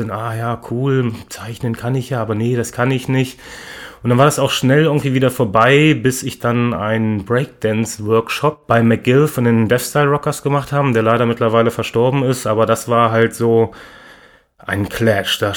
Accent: Lower Saxony, Germany; now in Hannover, Germany; Ich komme von einem kleinen Ort, was so im Bermuda-Dreieck zwischen Wolfsburg, Gifhorn und Braunschweig liegt. Nicht mal 1000 Einwohner.

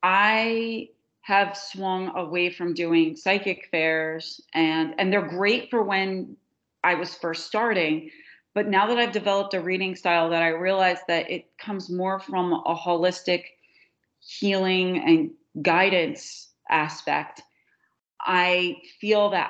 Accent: New Jersey, United States; We call it going down the shore. We never, in New Jersey, you go to the shore. You don't go to the beach

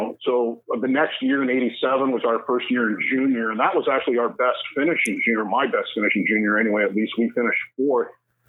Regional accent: Lincoln, Ontario, Canada; I grew up in a small town called Lincoln, Ontario

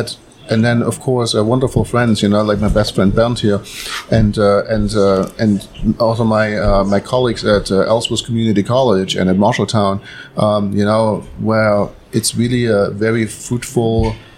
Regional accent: near Chemnitz, Leipzig in Saxony, Germany; moved away as an adult; now in Iowa, United States; So I'm originally from East Germany. Mm-hmm. I was born in the former East zone of Germany. So by Chemnitz, Leipzig in Saxony.

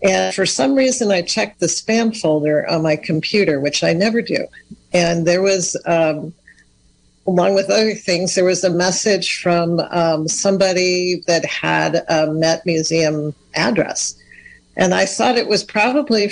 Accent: Sonoma County, California, United States; also born or lived in Ukiah, California; I'm actually from Sonoma County, so Dry Creek Pomo and Coast Miwok

